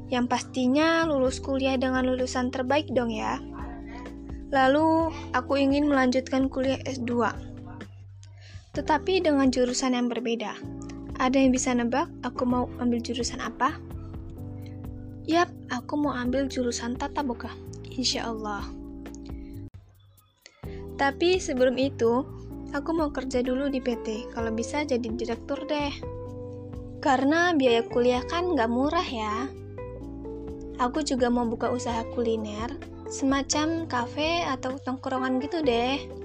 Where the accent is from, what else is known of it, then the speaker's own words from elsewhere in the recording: Bandar Lampung, Lampung, Indonesia; asal aku dari kota Bandar Lampung.